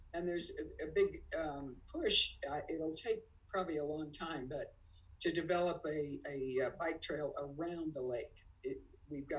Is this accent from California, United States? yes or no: yes; San Francisco, California, United States; now in Lake Tahoe, United States; I was born and raised in San Francisco, but boy, this is home